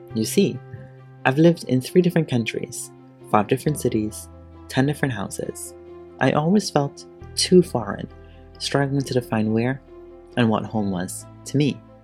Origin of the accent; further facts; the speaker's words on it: Guyana; moved away as an adult; also born or lived in Trinidad and Tobago; now in Peterborough, Canada; In February 2001, at the age of six, my mom and I moved to Guyana, a country in South America. I lived in Guyana for about 13 years, finishing high school there